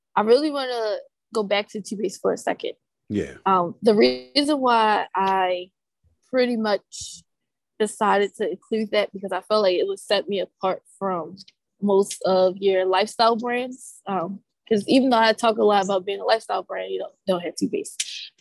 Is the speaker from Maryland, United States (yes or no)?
yes; Baltimore, Maryland, United States; I am from Baltimore, born and raised